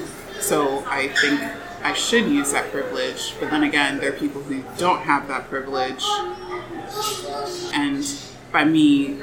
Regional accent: United States; I get to be born in the U.S.

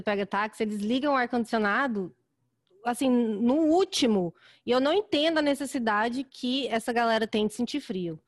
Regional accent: Goiânia, Goiás, Brazil; now in Chicago, United States; eu sou de Goiânia também.

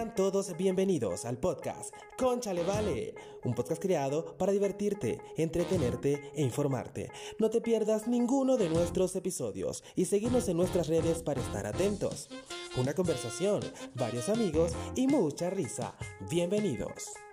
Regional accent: Upata, Bolívar, Venezuela; moved away as an adult; also born or lived in El Palmar, Bolívar, Venezuela; nos mudamos de mi pueblo de nacimiento, que es el Palmar Estado Bolívar, Venezuela. Nos mudamos desde ese pueblo hasta la ciudad de Upata, donde desde los 8 años viví yo en Upata, hasta los 27 que emigré

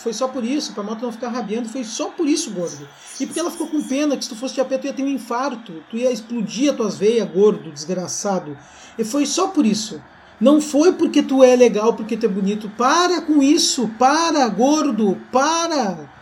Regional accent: Rio Grande do Sul, Brazil; eu também sou gaúcho, né?

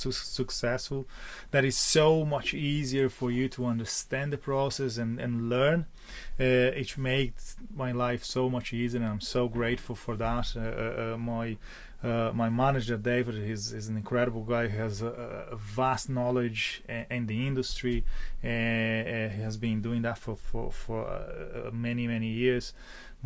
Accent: Porto Alegre, Rio Grande do Sul, Brazil; moved away as an adult; now in Ireland; I'm come from Porto Alegre in the south of Brazil

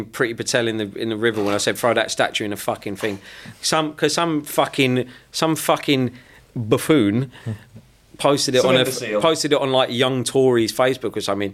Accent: London, United Kingdom; I'm from Gypsy Hill, South East London, Kingswood Estate

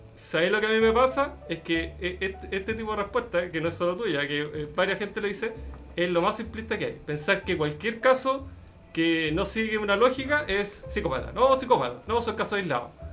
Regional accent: Chile; como chilenos

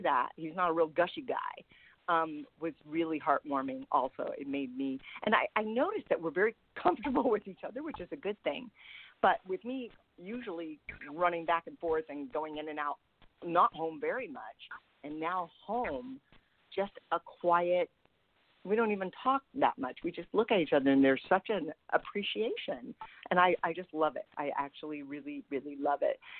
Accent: San Francisco, California, United States; moved away; So I see my hometown

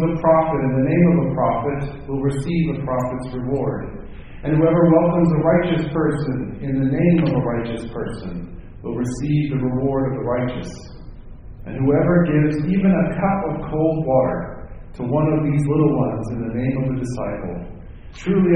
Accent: Minnesota, United States; moved away; where I grew up in Minnesota, we have something called the Minnesota Goodbye.

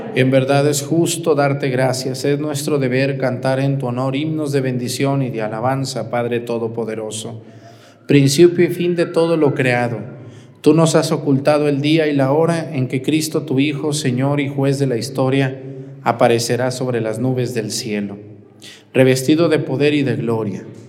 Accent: Mexticacán, Jalisco, Mexico; moved away; El padre Gabriel, que es el señor cura de mi pueblo y que es compañero mío del seminario y amigo, un saludo al padre Gabriel en Mesticacán

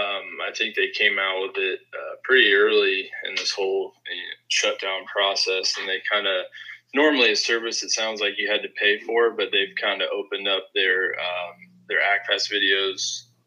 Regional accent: Zanesville, Ohio, United States; moved away as an adult; now in North Royalton, United States; I am a fourth-year student at Kent. I'm originally from Zanesville, Ohio

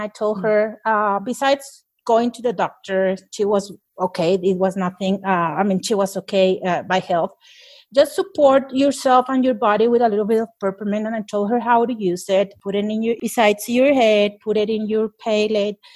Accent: Mexico; I'm from Mexico

